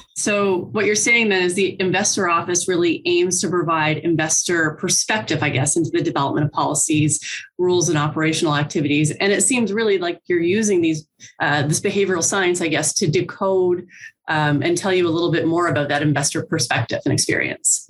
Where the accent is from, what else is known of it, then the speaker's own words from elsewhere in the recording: Newfoundland and Labrador, Canada; moved away as an adult; now in New Brunswick, Canada; I'm from Newfoundland originally.